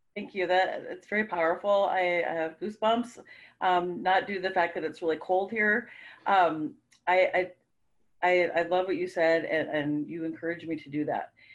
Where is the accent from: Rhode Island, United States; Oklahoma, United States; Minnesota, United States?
Minnesota, United States; We're from Minnesota